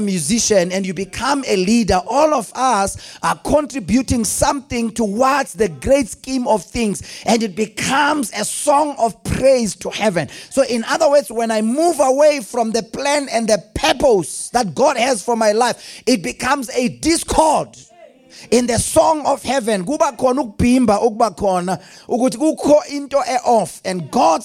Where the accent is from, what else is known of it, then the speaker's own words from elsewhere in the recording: Delmas, Mpumalanga, South Africa; I grew up in Delmas